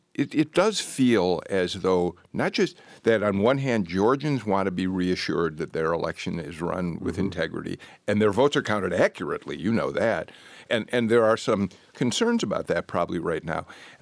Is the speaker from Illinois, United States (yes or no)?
yes; Chicago, Illinois, United States; Wait, I'm from Chicago, areas.